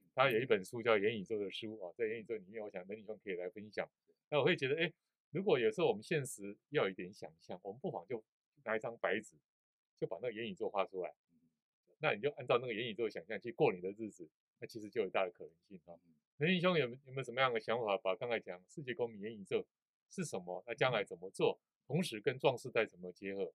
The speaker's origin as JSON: {"language": "Chinese", "country": "Taiwan", "said": "我们台湾人"}